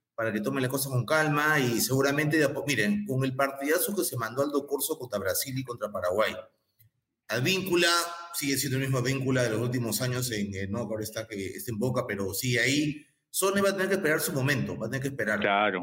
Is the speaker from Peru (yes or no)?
yes; Peru; siento alegría como peruano